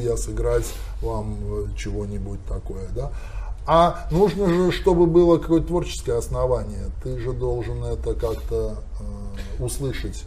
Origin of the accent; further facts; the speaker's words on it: Arkhangelsk Oblast, Russia; accent: Arkhangelsk dialect; это мой родной архангельский говор, я помню это все с детства